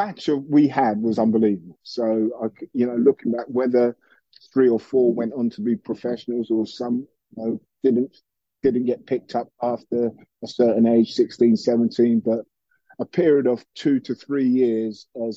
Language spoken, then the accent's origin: English; High Wycombe, South East England, United Kingdom; I'm originally from High Wycombe, so I'm a country boy from heart.